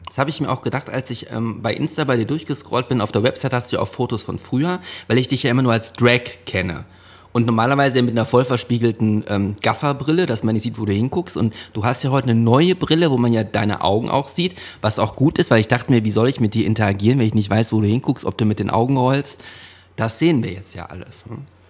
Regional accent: Hövelhof, North Rhine-Westphalia, Germany; wir bei uns in Hövelhof, da gab's ein Hallenbad

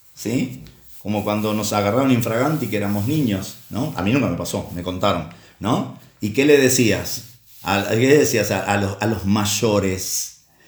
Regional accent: Uruguay; de Uruguay, el país de donde soy.

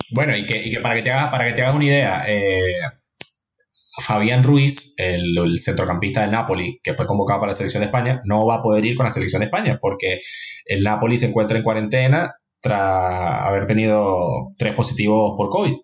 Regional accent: Venezuela; yo soy venezolano

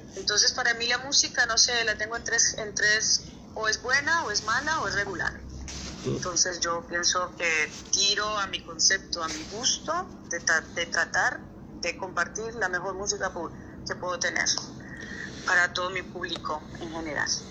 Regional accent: Colombia; moved away as an adult; also born or lived in Costa Rica / Miami; now in Ibiza, Spain; me fui muy pequeñita de Colombia, pues los, las raíces que dejé fueron las de mi colegio, los, los, los compañeros del cole

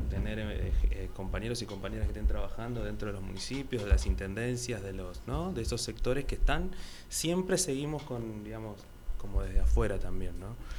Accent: Argentina

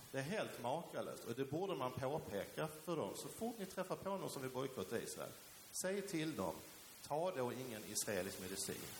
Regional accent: Sweden; also born or lived in Helsingborg; därför är Sverige naturligtvis mitt hemland. Jag är svensk medborgare

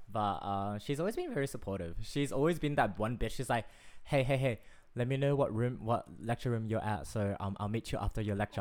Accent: Australia; I would more identify myself as Australian.

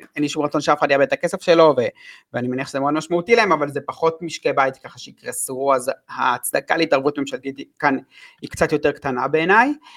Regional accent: Israel; אני בתור ישראלי

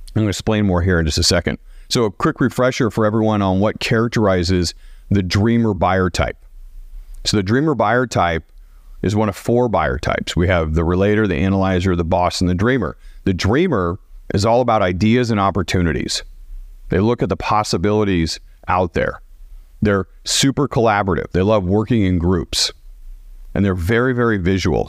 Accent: Portland, Oregon, United States; moved away as an adult; also born or lived in Dallas, United States; I grew up in Portland

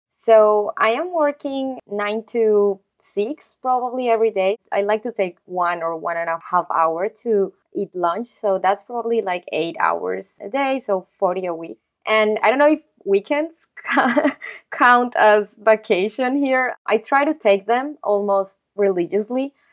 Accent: Colombia; moved away as an adult; also born or lived in New York; since I am not from the U S, I'm actually from Colombia

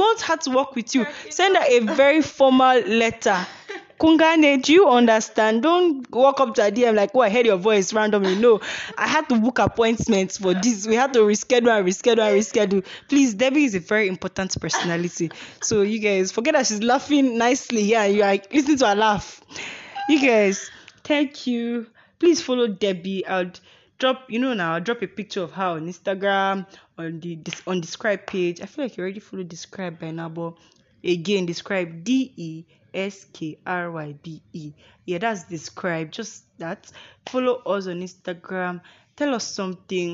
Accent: Nigeria; accent: Igbo accent mixed with Yoruba plus Hausa; I like to be Nigerian with my Igbo accent mixed with Yoruba plus Hausa

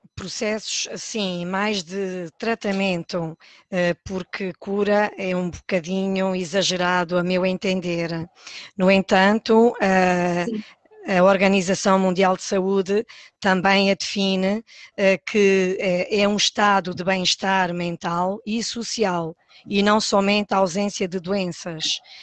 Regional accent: Palmela, Setúbal, Portugal; moved away as an adult; now in São Miguel, Azores, Portugal; sou natural de, de, do Conselho de Palmela

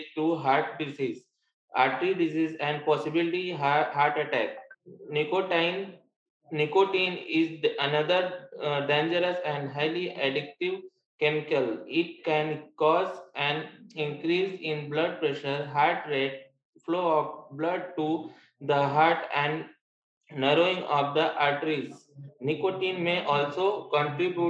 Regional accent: Jaunpur, Uttar Pradesh, India; I'm from Jaunpur, UP

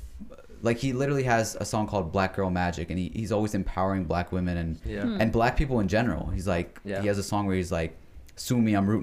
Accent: United States; And especially because we have lived in America all our lives, we are American. We are also Pakistani. Mm-hmm. We have our own identity called Pakistani Americans

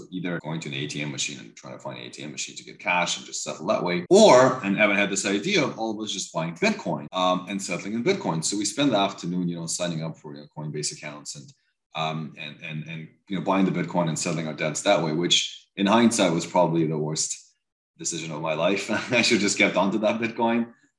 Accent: Canada

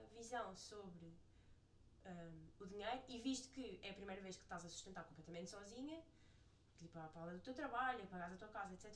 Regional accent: Portugal; moved away as an adult; now in New York, United States

